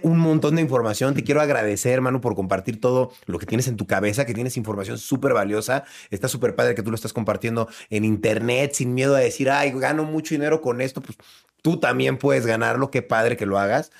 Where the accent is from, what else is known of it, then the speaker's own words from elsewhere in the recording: Mexico; yo como mexicano